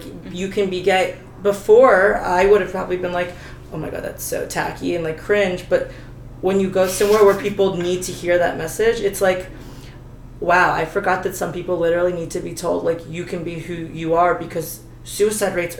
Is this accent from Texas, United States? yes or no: no; New Jersey, United States; moved away as an adult; now in Los Angeles, United States; I grew up, you know, living in New Jersey